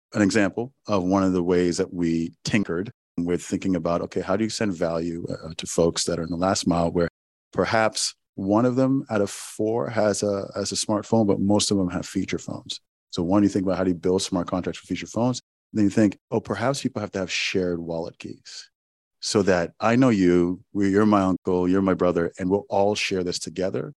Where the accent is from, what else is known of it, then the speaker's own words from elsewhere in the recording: Owerri, Imo, Nigeria; my hometown in Owerri, Nigeria